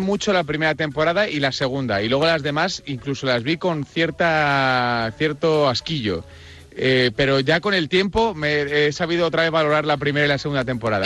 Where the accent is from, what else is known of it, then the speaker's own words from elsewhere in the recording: Madrid, Community of Madrid, Spain; Yo soy madrileño. bueno, en realidad soy salmantino de padre y de madre